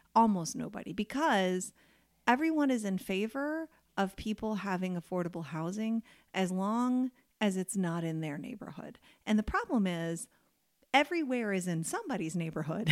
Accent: United States; as an American

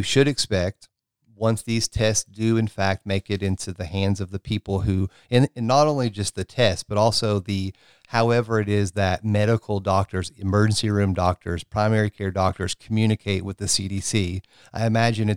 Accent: Tennessee, United States; my home state here of Tennessee

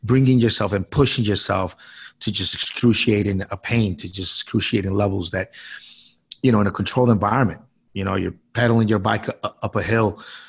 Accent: Colombia; now in United States; I was born in South America, in Colombia

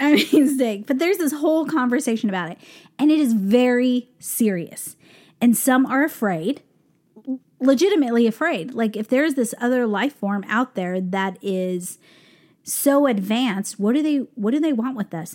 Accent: Albuquerque, New Mexico, United States; now in New York, United States; we're from Albuquerque, New Mexico

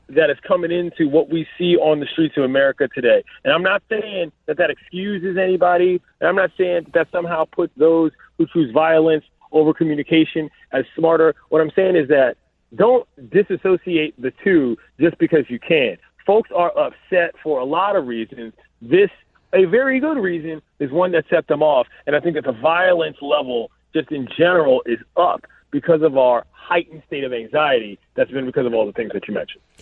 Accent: Washington, District of Columbia, United States; also born or lived in Los Angeles; my hometown

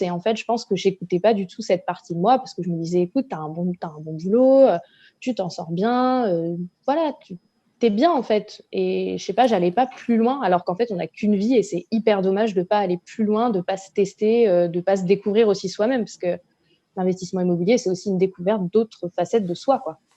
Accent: La Rochelle, Nouvelle-Aquitaine, France; moved away as an adult; now in Paris, France; Je suis originaire de La Rochelle et j'habite à Paris depuis bientôt 5 ans

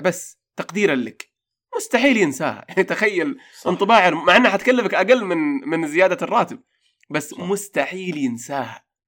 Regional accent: Saudi Arabia; عندنا في السعودية

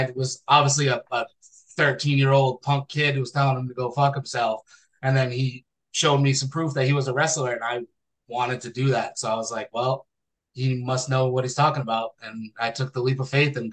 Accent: Fall River, Massachusetts, United States; moved away as an adult; now in Iron Mountain, United States; another school that was in my hometown, which is in Fall River

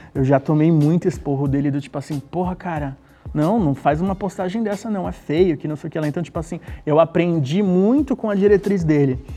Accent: Santos, São Paulo, Brazil; moved away; sou de Santos, vim de Santos, amo aquela cidade. Como eu nasci lá

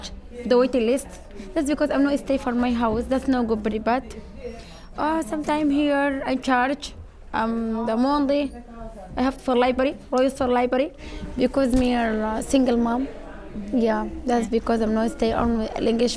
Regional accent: Sudan; English is a second language; now in Glasgow, United Kingdom; I am from Sudan

